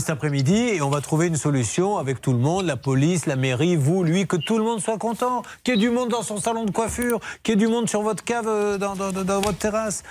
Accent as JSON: {"language": "French", "town": "Bordeaux", "region": "Nouvelle-Aquitaine", "country": "France", "said": "je, ne suis même pas parisien, je suis bordelais."}